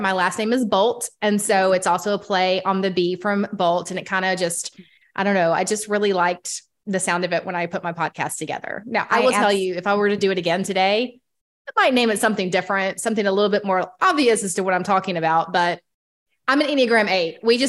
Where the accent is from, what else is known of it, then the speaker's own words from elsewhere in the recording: Atlanta, Georgia, United States; in my hometown.